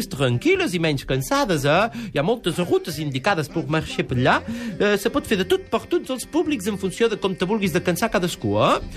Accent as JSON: {"language": "Catalan", "town": "Perpignan", "region": "Occitania", "country": "France", "said": "Jo soc de Perpinyà, país de tramuntana, jo sóc de Perpinyà"}